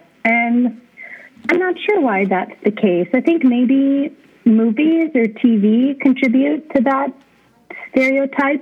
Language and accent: English; Willow, Alaska, United States; now in Fairbanks, United States; I grew up in Willow, and I live in Fairbanks now